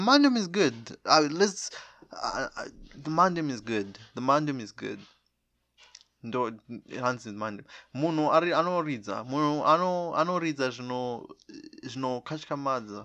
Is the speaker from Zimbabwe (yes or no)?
yes; Zimbabwe; I'm a Zimbabwe. I'm from Zimbabwe